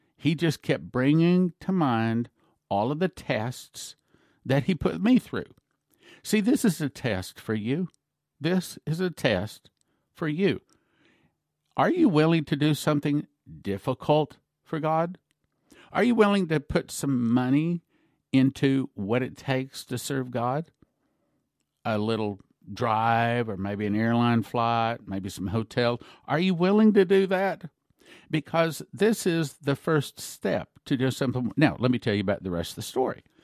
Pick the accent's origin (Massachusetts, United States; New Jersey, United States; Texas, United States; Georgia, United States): Texas, United States; I grew up in Texas